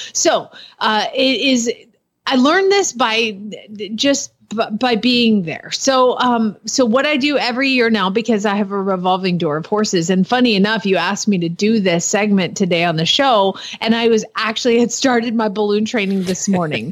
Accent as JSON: {"language": "English", "region": "Georgia", "country": "United States", "said": "I live there. So I'm from Georgia."}